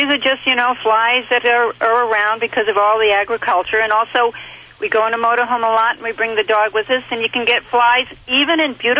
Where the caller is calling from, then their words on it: Clovis, California, United States; I'm calling from Clovis, California.